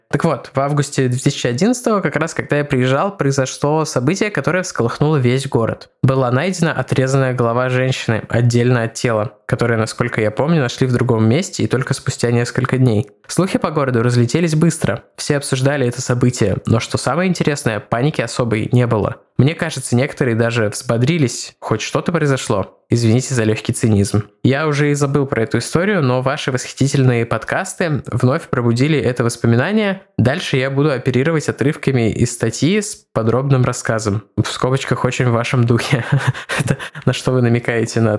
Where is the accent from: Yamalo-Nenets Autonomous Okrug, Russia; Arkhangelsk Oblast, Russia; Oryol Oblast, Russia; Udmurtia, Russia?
Yamalo-Nenets Autonomous Okrug, Russia; Noyabrsk; что именно в Ямало-Ненецком автономном округе в городе Ноябрьск, откуда я родом.